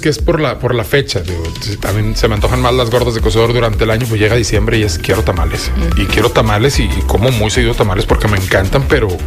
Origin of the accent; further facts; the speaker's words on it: northern Mexico, Mexico; Pero como necios norteños es de que Está sudando, julio 40 grados y es eh, una carnita asada.